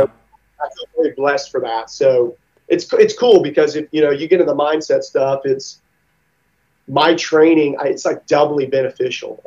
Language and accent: English; Mississippi, United States; I grew up in Mississippi